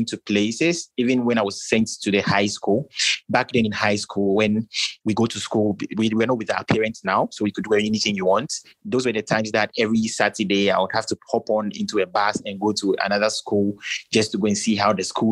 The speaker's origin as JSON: {"language": "English", "country": "Ghana", "said": "I'm from Ghana"}